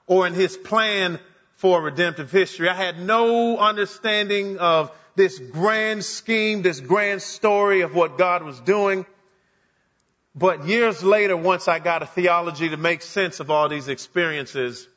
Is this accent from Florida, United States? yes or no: yes; Miami, Florida, United States; I grew up in the great nation of South Florida, the city of Miami in particular